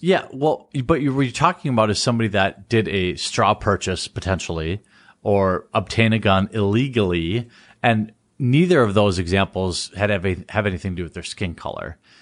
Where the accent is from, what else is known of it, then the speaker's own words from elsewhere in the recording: Wisconsin, United States; my home state